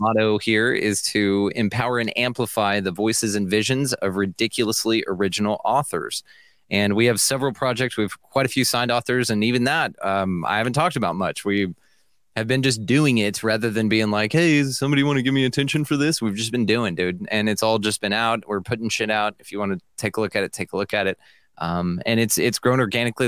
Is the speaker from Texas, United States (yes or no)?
yes; Millsap, Texas, United States; I'm a podcaster from Millsap, Texas